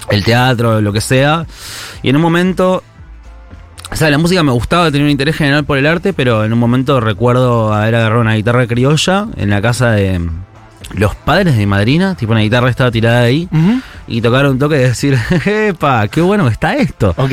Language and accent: Spanish; Chascomús, Buenos Aires Province, Argentina; yo crecí en Chascomús